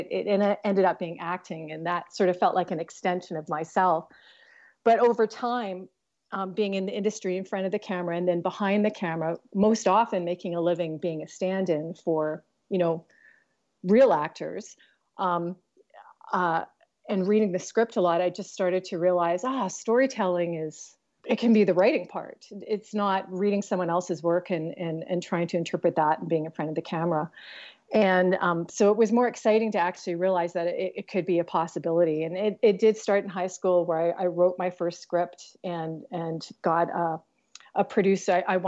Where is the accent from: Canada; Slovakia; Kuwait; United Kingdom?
Canada; Vancouver, British Columbia; also born or lived in New York; I moved back to Vancouver from New York, in light of, you know, what was happening with the political climate and everything. And I had some personal things that sort of landed me back into my hometown.